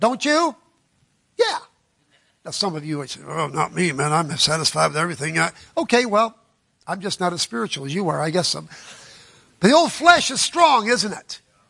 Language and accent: English; Florida, United States; Yeah, I'm from Florida. That's how they talk down there. I pick it up everywhere I go.